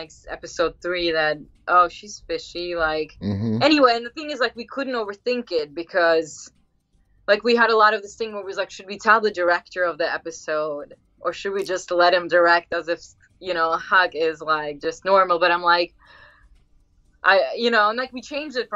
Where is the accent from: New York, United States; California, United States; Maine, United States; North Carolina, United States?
New York, United States; New York City; moved away; I grew up in Queens